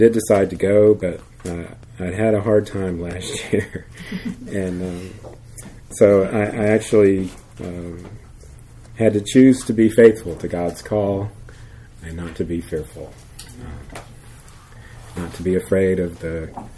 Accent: United States; we're from America and they speak Spanish, we speak English.

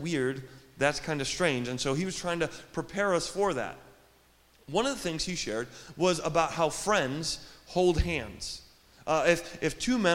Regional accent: Joliet, Illinois, United States; I'm from here. In Joliet, born and raised, I went to Gompers Junior High.

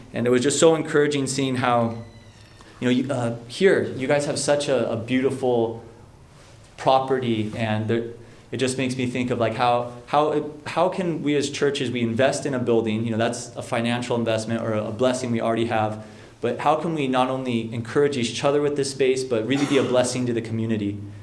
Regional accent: San Mateo, California, United States; I was born and raised in San Mateo um, on the peninsula here

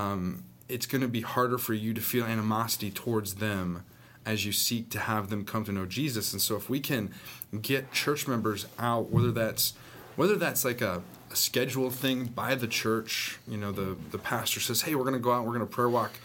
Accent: Northern California, United States; also born or lived in Southern Arkansas; now in Arkansas, United States; I grew up in Northern California

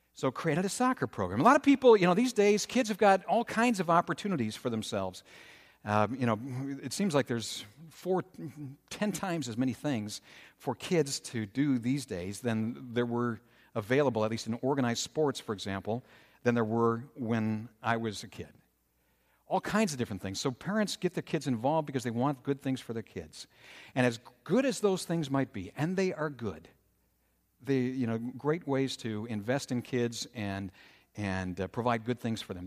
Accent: Minnesota, United States; growing up in Minnesota

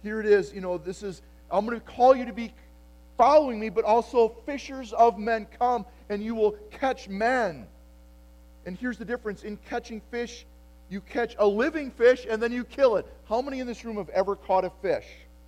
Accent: Appleton, Wisconsin, United States; yeah, for me, I grew up in Appleton, Wisconsin, and getting close to graduation, when I graduated in 1988 from high school, the question was, what factory will you work in, or what branch of military will you serve in?

